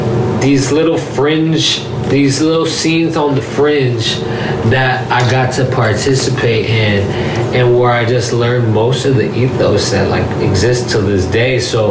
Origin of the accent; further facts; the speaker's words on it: the Bay Area and LA, California, United States; also born or lived in Los Angeles; I am from the Bay and LA, and I'm very, very proud to have that Bay aspect in the equation. Just as proud as I am is having the LA aspect, and I've genuinely have my life in 50% both places.